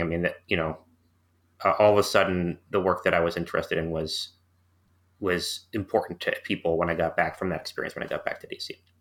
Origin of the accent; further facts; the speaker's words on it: St. Louis, Missouri, United States; moved away; I grew up in Saint Louis, Missouri, where my family was, uh, living because my father was working for a local medical school